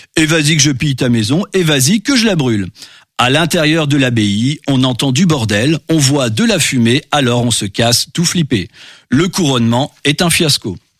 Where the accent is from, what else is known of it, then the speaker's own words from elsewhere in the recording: Normandy, France; je suis normand